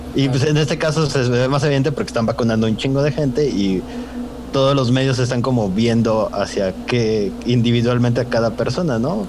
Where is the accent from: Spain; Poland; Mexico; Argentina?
Mexico; Soledad; la cosa más orgullosa que tenemos de Soledad, aparte de las enchiladas